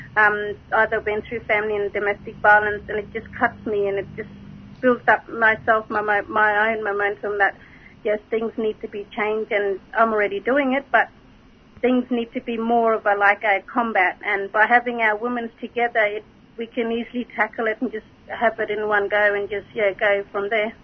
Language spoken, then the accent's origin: English; Central Australia, Australia; growing up in Central Australia